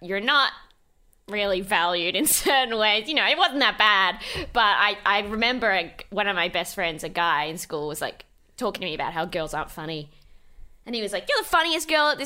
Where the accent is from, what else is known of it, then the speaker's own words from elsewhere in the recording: Melbourne, Victoria, Australia; also born or lived in Macedon Ranges, Victoria; I grew up in like the western suburbs, sort of moving of Melbourne